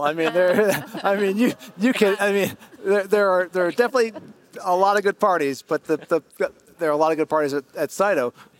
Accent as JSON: {"language": "English", "town": "Philadelphia", "region": "Pennsylvania", "country": "United States", "tie": "born or raised there", "said": "So it's Philadelphia, which is my hometown."}